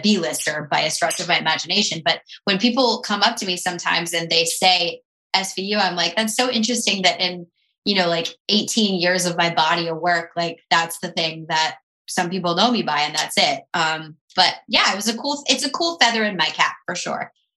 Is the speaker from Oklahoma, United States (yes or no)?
no; Tampa, Florida, United States; moved away; I'm from Tampa